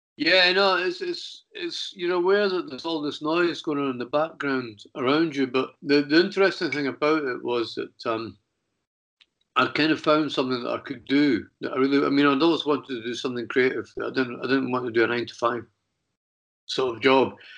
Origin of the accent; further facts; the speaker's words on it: Edinburgh, Scotland, United Kingdom; moved away; also born or lived in London; I was back in Edinburgh, which was my hometown